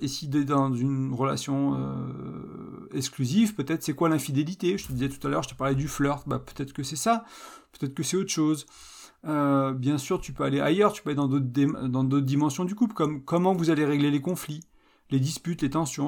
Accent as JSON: {"language": "French", "country": "France", "said": "je suis français"}